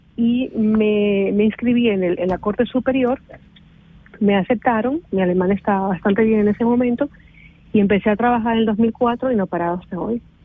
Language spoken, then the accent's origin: Spanish; Ecuador; moved away as an adult; now in Switzerland; Salí de Ecuador sin ningún plan.